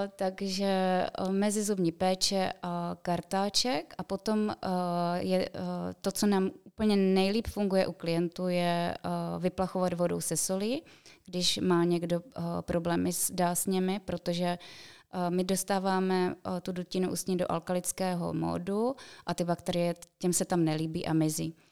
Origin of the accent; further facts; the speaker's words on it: Czechia; u nás v Čechách